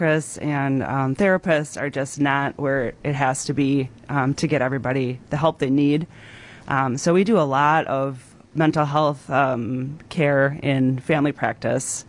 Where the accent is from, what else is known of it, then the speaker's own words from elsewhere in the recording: Wisconsin, United States; I am from Lamira, okay. Wisconsin. I live 3 miles away from where I grew up